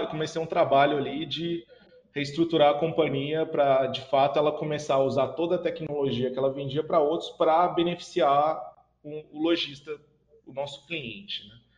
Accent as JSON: {"language": "Portuguese", "town": "Franca", "region": "São Paulo", "country": "Brazil", "tie": "born or raised there", "said": "minha cidade natal, que é Franca, né, no interior de São Paulo"}